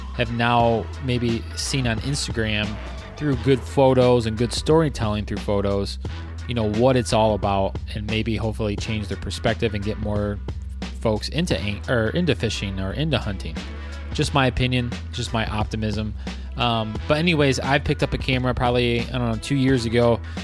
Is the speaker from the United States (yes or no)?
yes; Lake Erie area, Michigan, United States; also born or lived in Traverse City, Michigan; back to my hometown